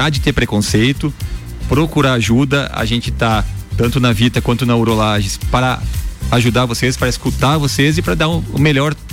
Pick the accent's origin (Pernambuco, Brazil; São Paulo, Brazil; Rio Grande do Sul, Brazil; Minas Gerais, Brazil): Rio Grande do Sul, Brazil; Erechim; now in Lages, Brazil; Eu sou gaúcho, sou de Erechim, no Rio Grande do Sul.